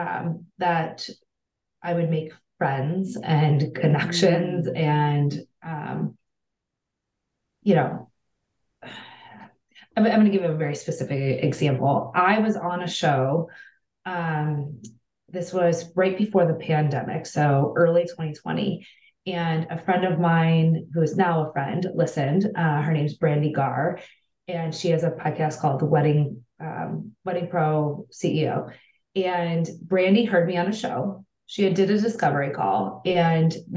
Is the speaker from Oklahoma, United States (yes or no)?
no; Cleveland, Ohio, United States; I'm from Cleveland, Ohio